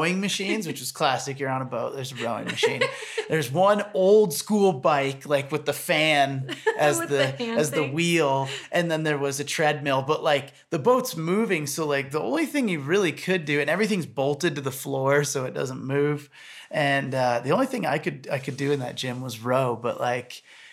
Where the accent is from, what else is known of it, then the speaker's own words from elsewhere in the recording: Michigan, United States; moved away; I grew up in Michigan on lakes and lake fishing